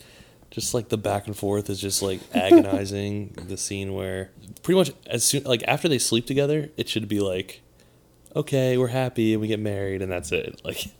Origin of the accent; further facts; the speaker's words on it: New York, United States; I'm a New Yorker.